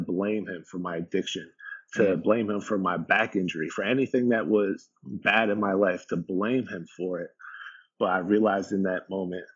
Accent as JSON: {"language": "English", "town": "Jefferson Township", "region": "New Jersey", "country": "United States", "tie": "born or raised there", "said": "the house that I grew up in Jefferson Township, New Jersey, this lake community"}